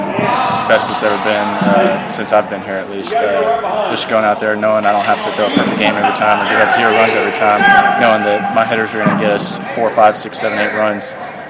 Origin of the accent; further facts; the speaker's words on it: West Monroe, Louisiana, United States; I grew up in North Louisiana